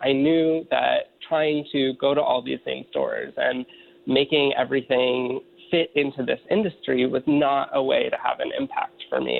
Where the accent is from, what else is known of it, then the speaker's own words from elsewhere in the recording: Pennsylvania, United States; growing up in Pennsylvania and having just you know responsible family